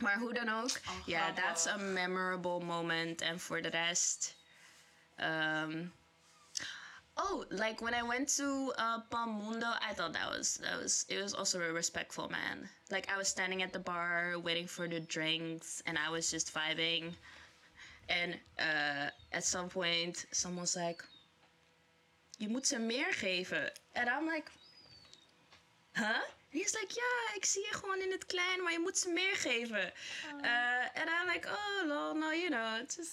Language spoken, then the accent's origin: English; Curaçao; now in Netherlands; I was from Curacao